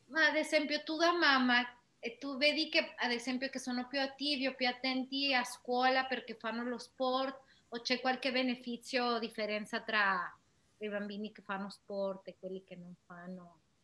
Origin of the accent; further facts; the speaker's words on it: Mexico; Italian is a second language; moved away; io che sono da Messico